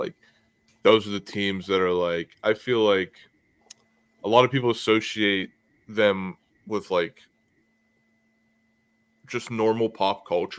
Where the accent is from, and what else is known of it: Pittsburgh, Pennsylvania, United States; born or raised there; now in New Jersey, United States